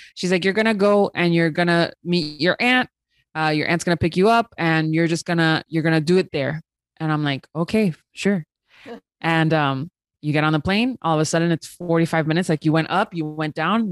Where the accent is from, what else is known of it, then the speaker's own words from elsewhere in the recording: Miami, Florida, United States; moved away as an adult; now in New York, United States; I was born in Miami